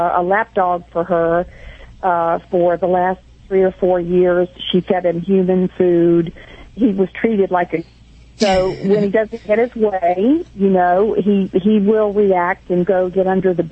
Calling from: Dana Point, California, United States; I'm calling from Dana Point, California.

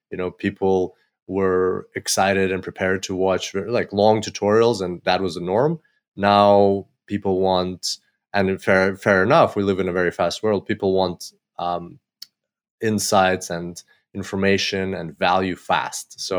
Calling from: Gold Coast, Queensland, Australia; and I'm calling from Gold Coast, Australia.

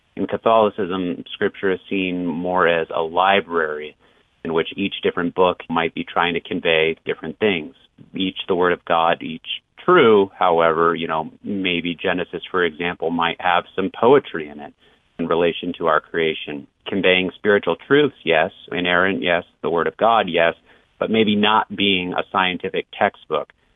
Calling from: Lake Elsinore, California, United States; I'm calling from Lake Elsinore, California

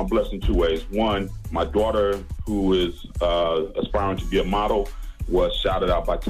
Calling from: Wisconsin, United States

